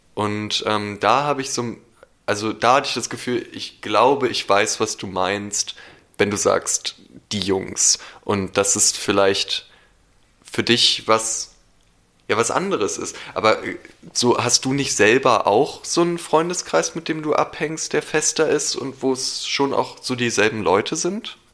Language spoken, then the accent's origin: German; Berlin, Germany; ich bin in Berlin aufgewachsen